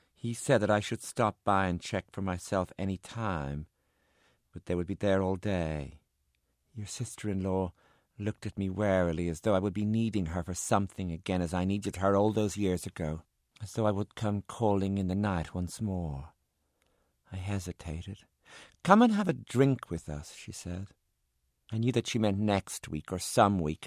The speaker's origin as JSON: {"language": "English", "country": "Ireland", "also_born_or_lived": "San Francisco", "said": "I'm Irish"}